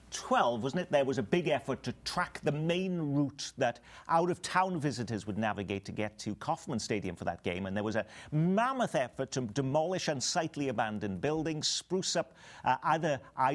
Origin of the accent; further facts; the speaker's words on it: Wales, United Kingdom; now in Kansas City, United States; Wales, my home country